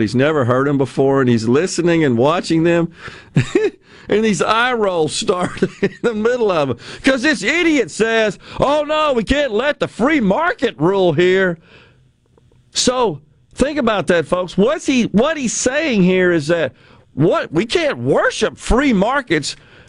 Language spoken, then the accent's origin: English; West Virginia, United States; I am a coal miner's daughter. Most of my family were coal miners. I was raised in the Hollers in West Virginia.